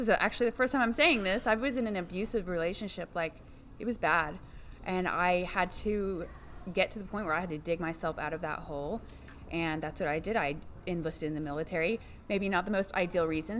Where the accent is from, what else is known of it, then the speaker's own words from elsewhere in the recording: Fayetteville, Arkansas, United States; I grew up in Fayetteville, Arkansas